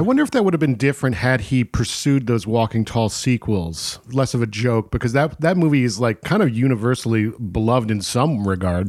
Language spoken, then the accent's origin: English; Catskill Mountains, New York, United States; moved away; my hometown in the, in the Catskill Mountains